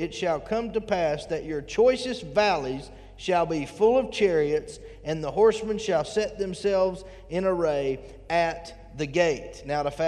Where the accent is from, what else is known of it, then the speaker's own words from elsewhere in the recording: United States; we as American Christians